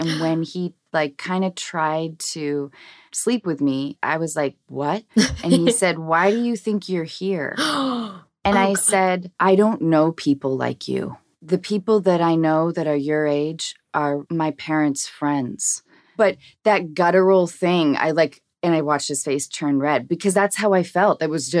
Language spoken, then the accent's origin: English; Seattle, Washington, United States; now in Los Angeles, United States; I grew up acting in Seattle, but like theater.